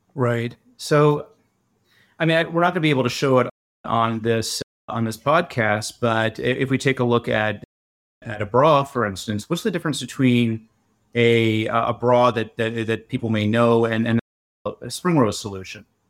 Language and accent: English; Canada; I'm a Canadian